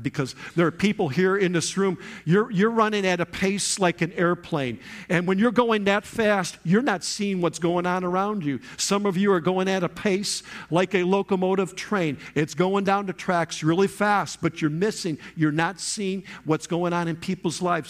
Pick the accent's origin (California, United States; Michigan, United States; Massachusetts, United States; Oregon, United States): Michigan, United States; moved away; I'm from Michigan, that's where I came from